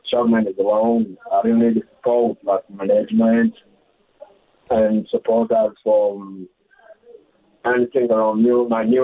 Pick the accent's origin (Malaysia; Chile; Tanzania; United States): Tanzania; also born or lived in Democratic Republic of the Congo; now in South Africa; I'm from Congo DRC, but grew up in Tanzania.